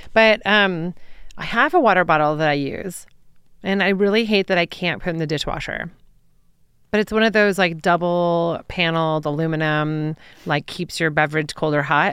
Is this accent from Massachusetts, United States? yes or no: no; Troy, Michigan, United States; moved away as an adult; also born or lived in Ann Arbor, Michigan / New York City; now in Denver, United States; I grew up in Troy, Michigan.